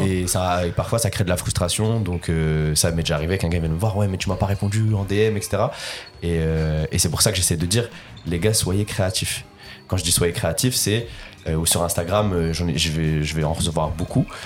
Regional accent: Lille, Hauts-de-France, France; je suis originaire du Nord et je viens de Lille et j'habite encore euh, du côté de Lille.

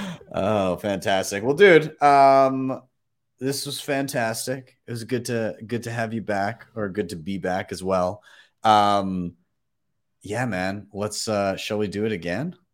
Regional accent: Calgary, Alberta, Canada; my hometown

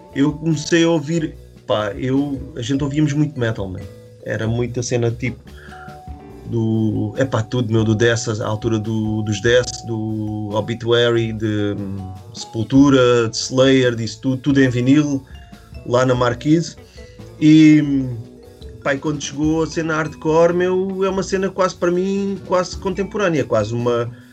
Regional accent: Estoi, Algarve, Portugal; also born or lived in Faro; o Bica, também é da minha aldeia, né? Pronto. A gente começámos, ele veio para a minha turma no, no segundo ano

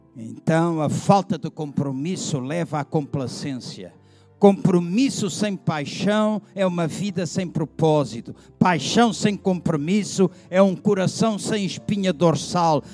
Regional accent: Angola; Eu nasci em Angola

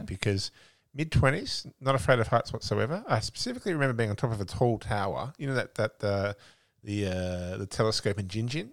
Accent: Australia; I'm Australian.

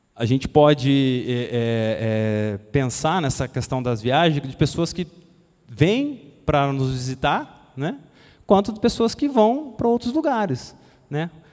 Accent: Brazil; daqui do Brasil, né, da nossa terra

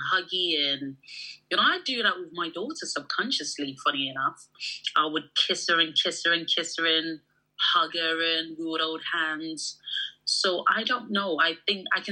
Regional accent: Nigeria; I'm Nigerian

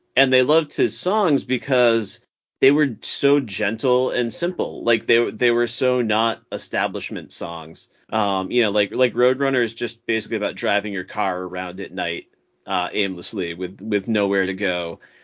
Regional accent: Massachusetts, United States; I'm from Massachusetts.

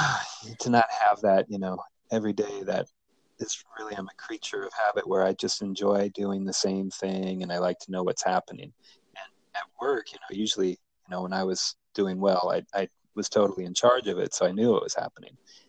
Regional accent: Minnesota, United States; I was born in Minnesota

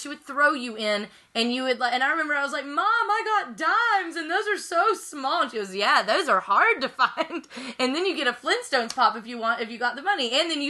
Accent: Georgia, United States; I'm from Georgia

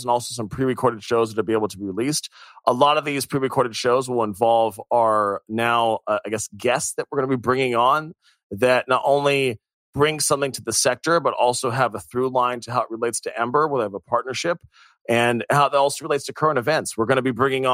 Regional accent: United States; I'm American

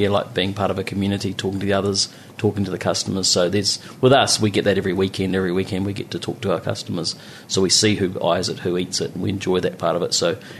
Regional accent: Muriwai, Auckland, New Zealand; I come from Murawai where I love the winter. It's windy and... everything there, so winter out in Murawai is nice and quiet and you have the place to yourself

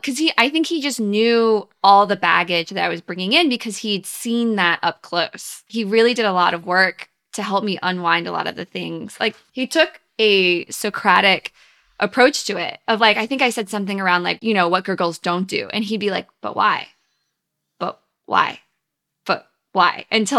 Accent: the South, United States; Well, I grew up in the South, and then I went to conservative, wealthy, small college in Virginia.

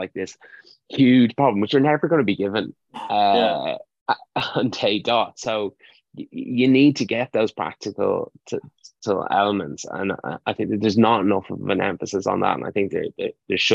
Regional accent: Ireland; as Irish students

